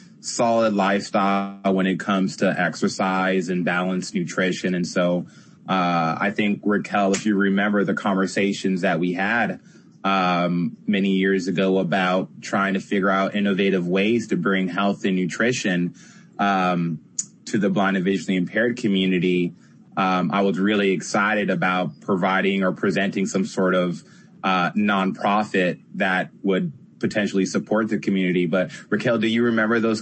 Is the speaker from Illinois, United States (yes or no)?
no; San Diego, California, United States; I'm from San Diego